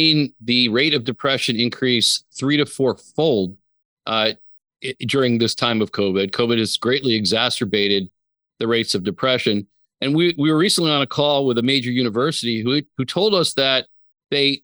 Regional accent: Allentown, Pennsylvania, United States; moved away as an adult; also born or lived in Brooklyn, New York / Pittsburgh; I was born in Brooklyn, lived in the kind of Philadelphia, outside of Philadelphia area, Allentown for high school

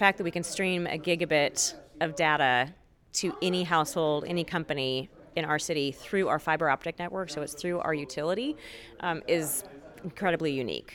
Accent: Seattle, Washington, United States; now in Southeast, United States; I'm from Seattle originally.

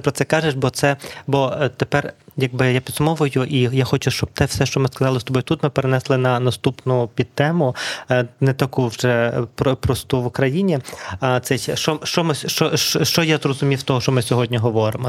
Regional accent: Lviv, Lviv Oblast, Ukraine; переважно ми львівці маємо материнською мовою, все таки українську мову

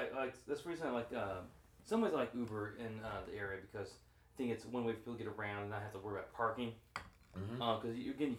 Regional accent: Belleville, Illinois, United States; now in Chicago, United States; I grew up in Belleville.

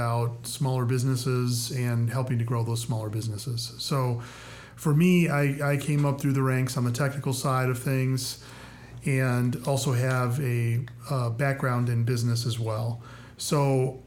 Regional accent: Chicago, Illinois, United States; moved away as an adult; also born or lived in St. Charles, Illinois; now in Springfield, United States; I've been a Midwesterner my whole life, so I grew up in the Chicagoland suburbs

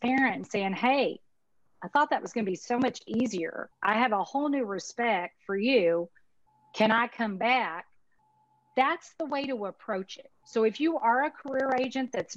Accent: Texas, United States; accent: Texas; My Texas accent

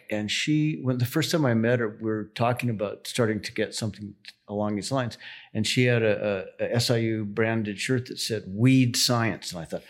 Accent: Denver, Colorado, United States; now in Carbondale, United States; And so I grew up in Colorado, grew up in Denver, went to the University of Colorado

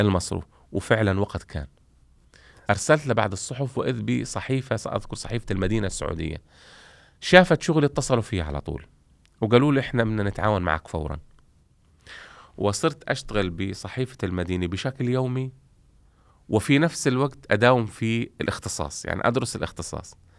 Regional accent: Gaza, Gaza Strip, Palestine; accent: Palestinian; moved away as an adult; also born or lived in Romania; وهي مسقط رأسي نعم. وأنا من غزة

